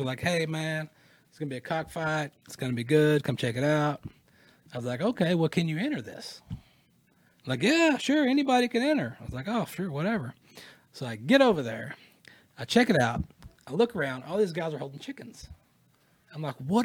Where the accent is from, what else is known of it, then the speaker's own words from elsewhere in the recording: United States; as a European American born here in America